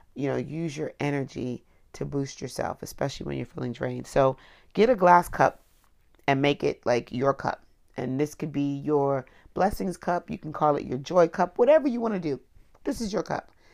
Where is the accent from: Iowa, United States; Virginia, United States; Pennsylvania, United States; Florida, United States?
Florida, United States; Miami; also born or lived in Washington, D.C.; I was growing up in Florida, particularly Miami